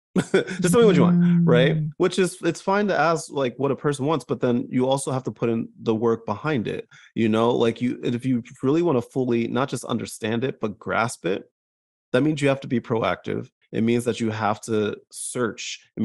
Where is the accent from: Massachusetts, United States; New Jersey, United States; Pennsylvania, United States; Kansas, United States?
New Jersey, United States; accent: New Jersey; my Jersey comes out. Like, because I grew up in Jersey, my New Jersey will come out if I'm not paying attention.